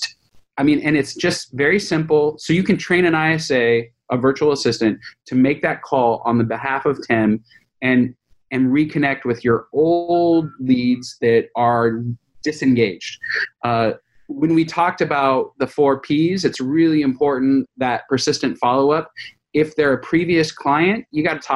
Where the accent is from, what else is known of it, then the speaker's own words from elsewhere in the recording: California, United States; I'm a Californian